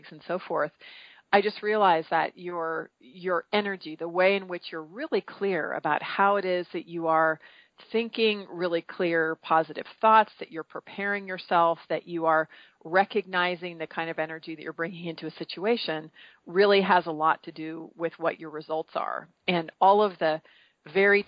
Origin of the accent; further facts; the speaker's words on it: Marin County, California, United States; I grew up in Marin County, California, which is right mm-hmm. across from the Golden Gate Bridge in the Bay Area